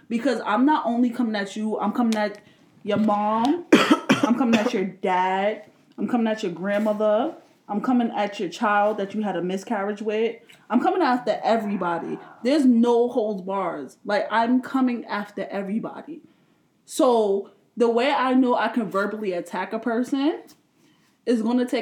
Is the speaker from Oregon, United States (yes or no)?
no; New York, United States; I'm from New York